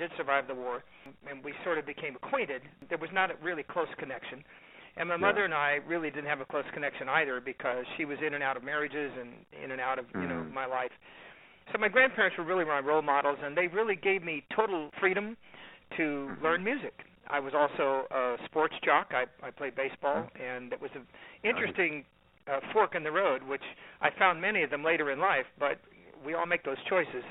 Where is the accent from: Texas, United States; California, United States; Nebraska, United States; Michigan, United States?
California, United States; I'm from California